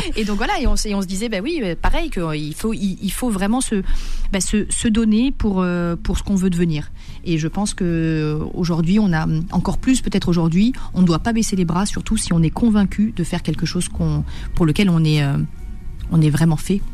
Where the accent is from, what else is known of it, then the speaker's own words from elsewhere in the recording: Marseille, Provence-Alpes-Côte d'Azur, France; je suis marseillaise, donc forcément je suis pour l'OM.